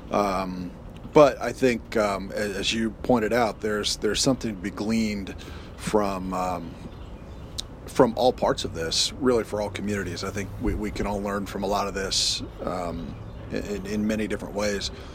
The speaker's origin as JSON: {"language": "English", "country": "United States", "said": "I'd formed my identity as American"}